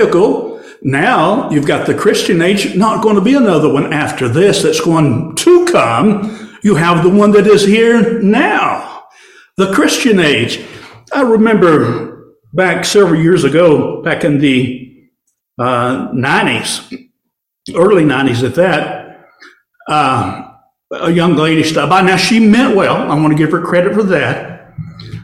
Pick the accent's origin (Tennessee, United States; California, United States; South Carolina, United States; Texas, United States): Tennessee, United States; Warren County; back in my hometown in Tennessee, Warren County, actually the nursery capital of the world